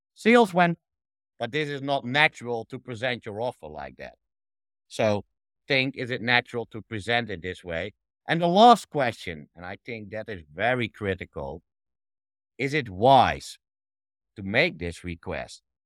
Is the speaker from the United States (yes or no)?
no; Netherlands; I'm from the Netherlands originally